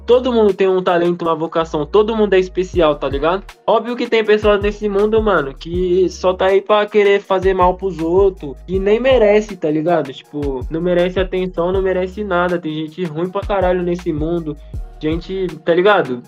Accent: Brazil; eu sou brasileiro

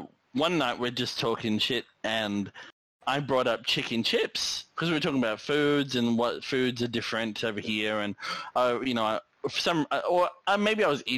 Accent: Australia; as an Australian

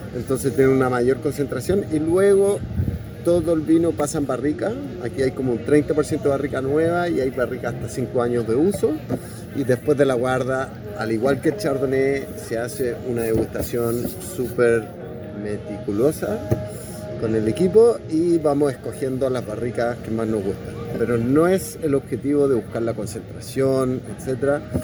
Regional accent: Chile; also born or lived in Australia; nací en Australia y llegué a los 10 años a Chile

